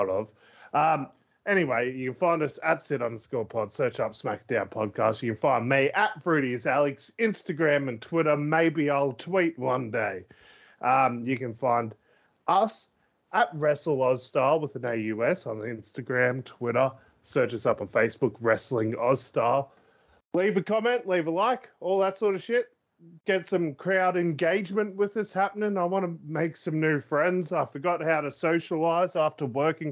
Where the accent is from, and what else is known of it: Australia